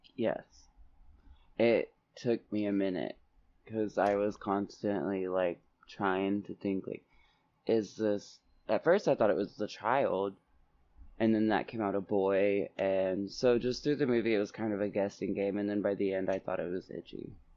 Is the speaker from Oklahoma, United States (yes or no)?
yes; Oklahoma, United States; growing up in Oklahoma